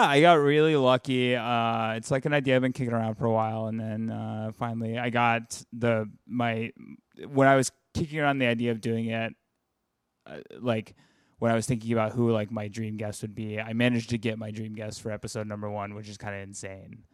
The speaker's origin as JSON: {"language": "English", "region": "the South", "country": "United States", "moved": "yes", "lives_now": "New York, United States", "said": "I'm from the South"}